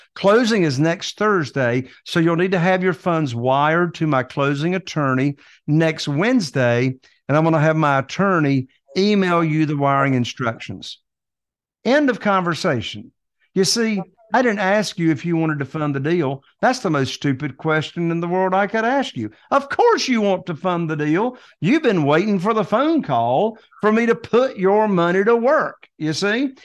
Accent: Morehead City, North Carolina, United States; Right here in Eastern North Carolina, in this little teeny tiny town called Moorhead City, North Carolina.

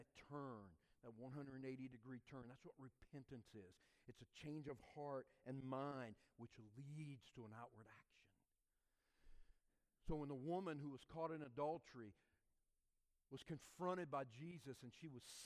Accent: South Louisiana, United States; growing up in South Louisiana

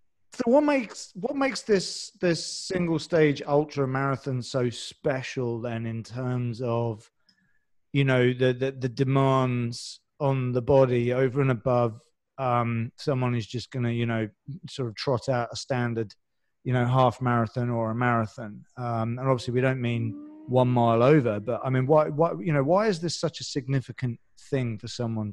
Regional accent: London, United Kingdom; even we're both from London one way or the other. And even within London, there's some different dialects

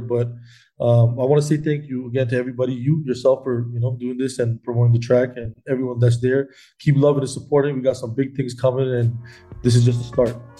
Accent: Canada; being Canadian

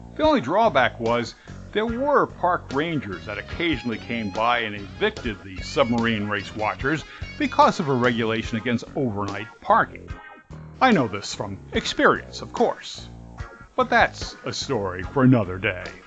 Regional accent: Rahway River Parkway area, New Jersey, United States; there was a small park in my hometown area called Rahway River Parkway

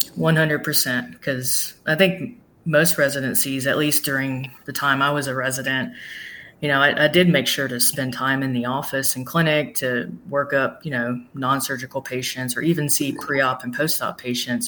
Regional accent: Smyrna, Tennessee, United States; moved away as an adult; also born or lived in Nashville, Tennessee / Miami, Florida / Margate, Florida; I was born in Nashville, grew up in Smyrna, Tennessee

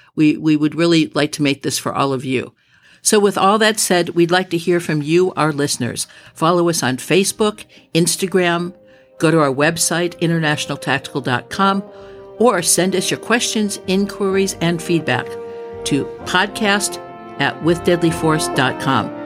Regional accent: Midwest, United States; moved away as an adult; also born or lived in Los Angeles, California; I was raised in the Midwest

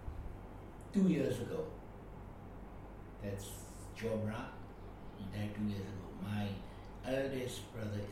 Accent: Yangon, Yangon Region, Myanmar; also born or lived in Rakhine State; I was taken to Rakhine only once when I was about 1 year old. And then after that, I grew up in Yangon.

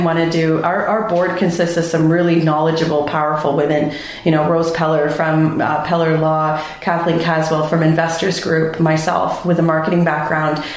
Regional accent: Mississauga, Ontario, Canada; moved away as an adult; also born or lived in Vancouver, British Columbia; now in Wasaga Beach, Canada; I grew up in Mississauga

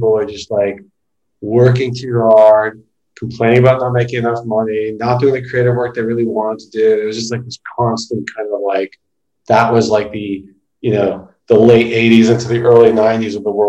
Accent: Toronto, Ontario, Canada; moved away as an adult; now in New York, United States; I grew up in Toronto. And I left Toronto in 96, actually. And we made my way to New York

